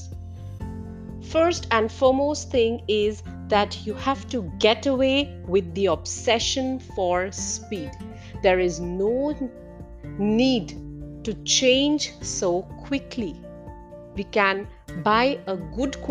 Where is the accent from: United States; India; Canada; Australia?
India